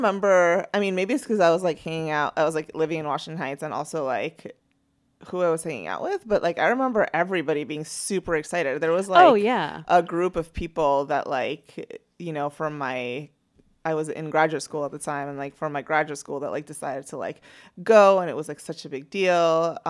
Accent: Venezuela; moved away; since I came from Venezuela.

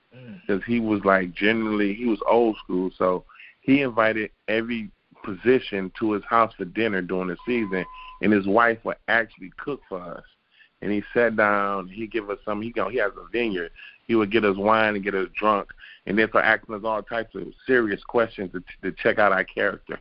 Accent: Detroit, Michigan, United States; I was born and raised in Detroit, Michigan

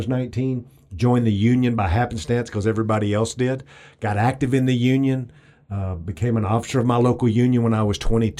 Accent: East Texas, United States; accent: really old white man from East Texas; I grew up in East Texas, like every other redneck around East Texas. What they don't realize, and what a lot of your listeners won't realize, is I sound like a really old white man from East Texas when I'm actually Mexican from East Texas.

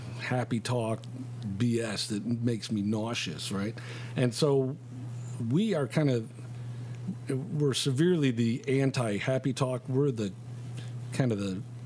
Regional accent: Chicago, Illinois, United States; I grew up here in Chicago.

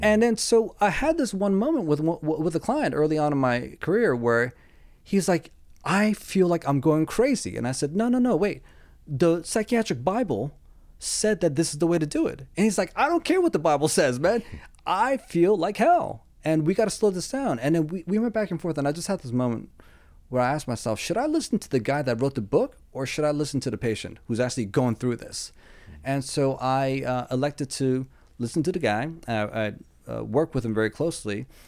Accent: East Coast, United States; I'm from the East Coast

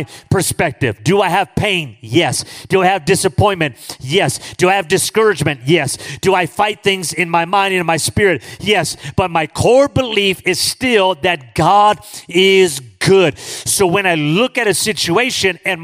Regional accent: Los Angeles, California, United States; I grew up in East

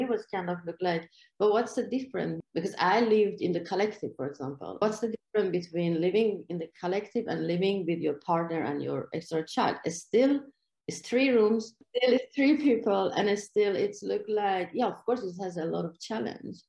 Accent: Iran; English is a second language; moved away as an adult; now in Malmö, Sweden; it's a big difference between the way I grew up in Iran. This was a big culture clash for me in here

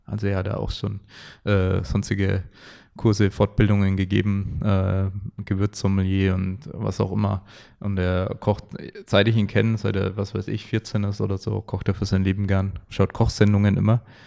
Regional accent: Franconia, Bavaria, Germany; Die äh, Frankenmentalität bei uns

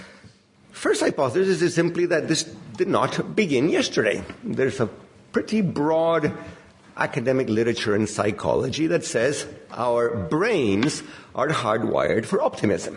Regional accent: Chile; I come from Chile

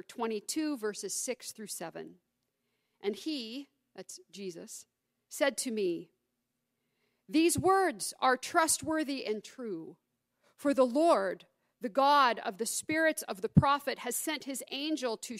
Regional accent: United States; also born or lived in Gainesville, Georgia / Highland, Indiana; obviously I'm American, but the Queen even influenced my own American family

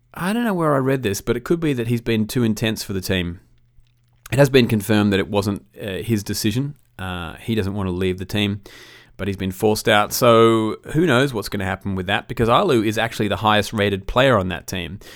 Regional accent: Australia; as an Australian

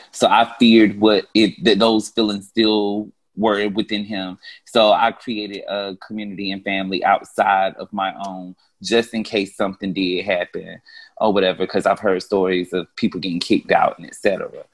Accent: North Carolina, United States; accent: Carolina; now in Atlanta, United States

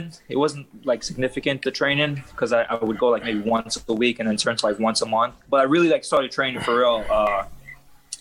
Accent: Trinidad & Tobago; am Trinidadian, half Trini, half Guyanese. I was born in Trinidad, so Trini.

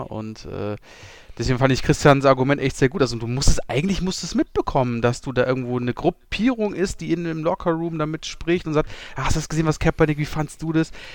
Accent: Germany; wir als Deutsche

